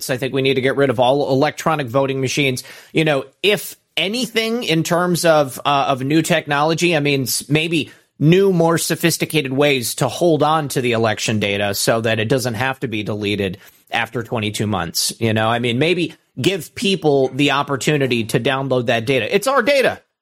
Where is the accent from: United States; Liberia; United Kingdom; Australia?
Australia